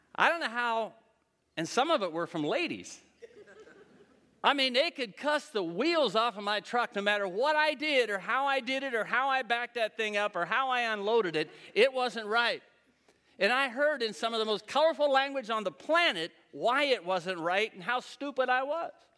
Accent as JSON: {"language": "English", "region": "Western Pennsylvania", "country": "United States", "said": "I'm from Western P"}